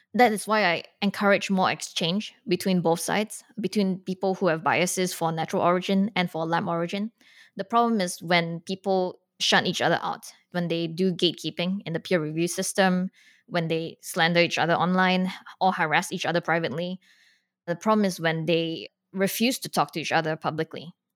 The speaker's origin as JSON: {"language": "English", "country": "Singapore", "tie": "born or raised there", "moved": "yes", "said": "I grew up outside of America, so I grew up in Singapore"}